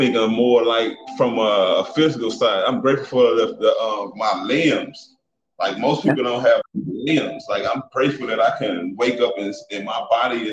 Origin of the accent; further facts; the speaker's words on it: East St. Louis, Illinois, United States; moved away as an adult; also born or lived in Brooklyn, Illinois; I'm originally from Brooklyn, Illinois, East St. Louis, Illinois, the Midwest. I relocated just to do something different